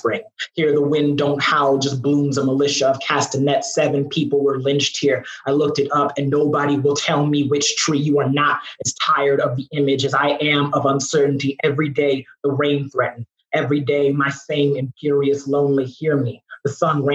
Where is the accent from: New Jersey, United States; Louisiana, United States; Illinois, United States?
Illinois, United States; Chicago; Chicago, my hometown. Glad to be home